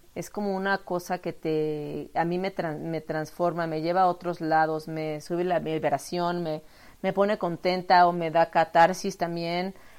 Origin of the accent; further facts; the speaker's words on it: Mexico; yo soy artista plástica mexicana